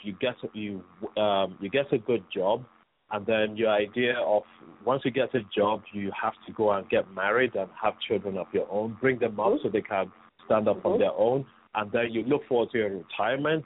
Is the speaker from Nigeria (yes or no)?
yes; Nigeria; also born or lived in England; I came straight from England to Nigeria, and I was just thrown into boarding school